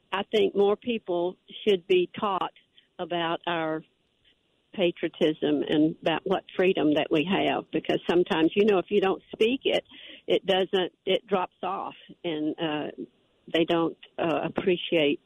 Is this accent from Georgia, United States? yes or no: no; Bogalusa, Louisiana, United States; my hometown of Bugaloosa